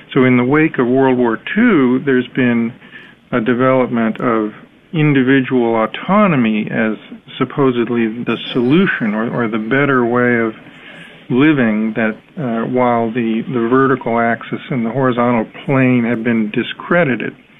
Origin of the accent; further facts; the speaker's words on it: United States; I'm American, so I'm similar to other Americans